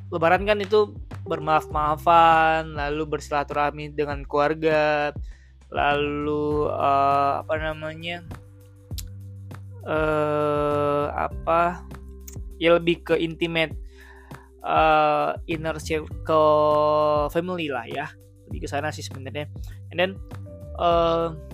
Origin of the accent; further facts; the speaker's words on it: Padang, West Sumatra, Indonesia; nah aku kan orang Padang kan ya maksudnya uh, mungkin kamu juga bukan orang